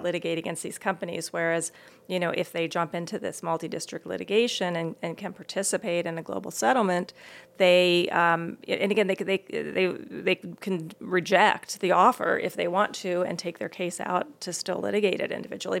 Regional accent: East Coast, United States; I grew up on the East Coast

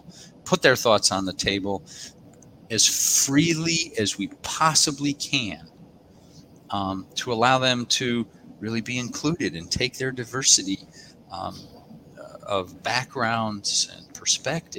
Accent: United States; now in Australia; I'm an American. I was born in America, and both an American and Australian citizen

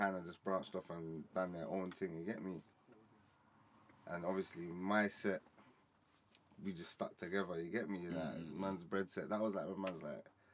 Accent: London, United Kingdom; I'm from Peckham still

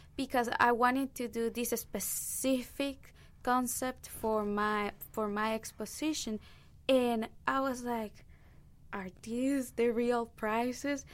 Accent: Nicaragua; English is a second language; moved away as an adult; now in United States; I'm from Nicaragua

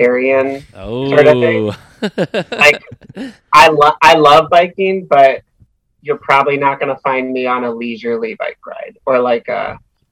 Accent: outside of Philadelphia, Pennsylvania, United States; moved away as an adult; also born or lived in Twin Cities, Minnesota; I grew up outside of Philadelphia.

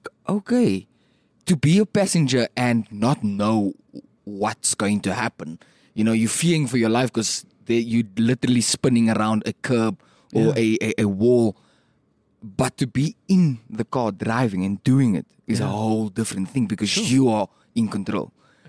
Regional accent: Randfontein, Gauteng, South Africa; born or raised there

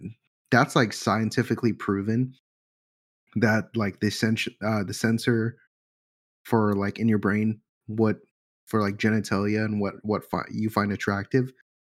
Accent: England, United Kingdom; now in United States; I'm English. I want to be back

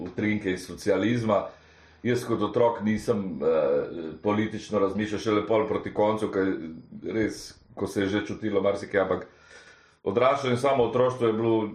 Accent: Karlovac, Karlovac County, Croatia; now in Slovenia; ker namreč sem iz Karlovca prišel.

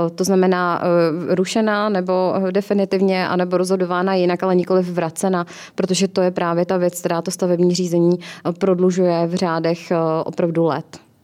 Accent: Kolín, Central Bohemian Region, Czechia; v mém rodném městě v hmm. Kolíně

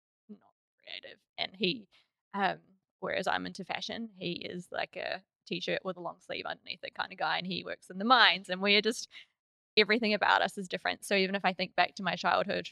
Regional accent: Rotorua, Bay of Plenty, New Zealand; I grew up in Rotorua in New Zealand, and I lived kind of next to a farm

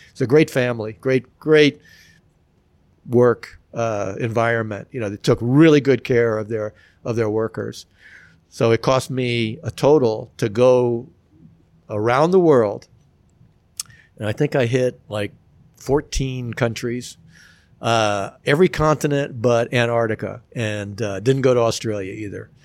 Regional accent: Miami, Florida, United States; growing up in Miami, I mean, we could bike to the beach

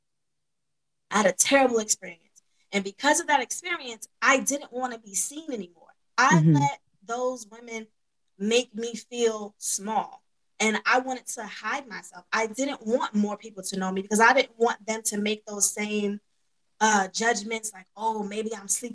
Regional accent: New York, United States; accent: New York

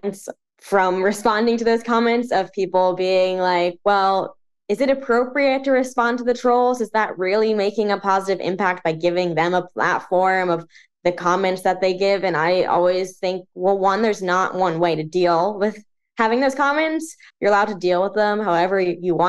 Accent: New Jersey, United States; also born or lived in New York; So I grew up in New Jersey my whole life. I am currently still living in New Jersey.

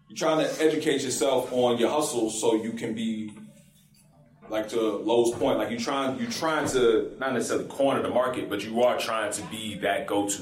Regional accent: Morrow, Georgia, United States; also born or lived in College Park, Georgia; I was born and raised in College Park so I was about six, and then we moved to Morrow

